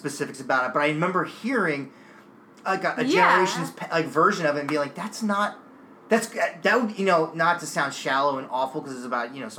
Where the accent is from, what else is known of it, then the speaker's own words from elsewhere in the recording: New Jersey, United States; also born or lived in outside Philadelphia; now in Massachusetts, United States; before I moved to Massachusetts, I grew up in South Jersey